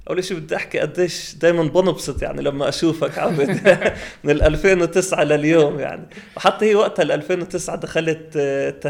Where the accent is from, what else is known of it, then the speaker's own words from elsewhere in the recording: Palestine; يعني احنا كفلسطينيه موحدين ايش ايش اهدافنا